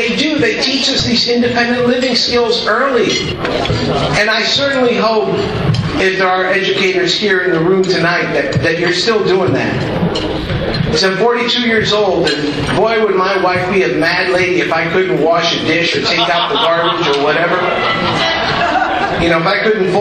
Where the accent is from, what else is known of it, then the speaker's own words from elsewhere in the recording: Miami, Florida, United States; I'm Cuban. I speak fluent Spanish, and I was actually raised in Miami.